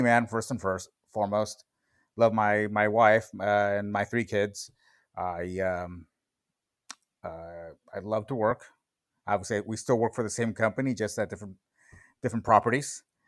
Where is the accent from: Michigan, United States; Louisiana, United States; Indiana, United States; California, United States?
California, United States; Los Angeles; also born or lived in Tijuana, Mexico; I was born in Tijuana. Uh, I came over to the United States when I was, I believe, three years old, so in nineteen seventy-seven, and, you know, from there, I, I, I pretty much grew up in the West San Fernando Valley